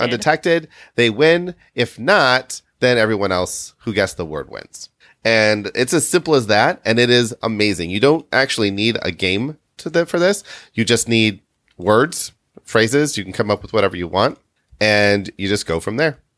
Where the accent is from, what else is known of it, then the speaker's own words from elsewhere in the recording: Midwest, United States; we grew up in the Midwest. Well, Kitty and I did